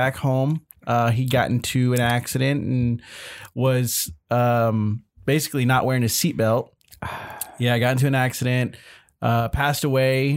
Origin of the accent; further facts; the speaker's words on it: Irving, Texas, United States; Little town in Texas called Irving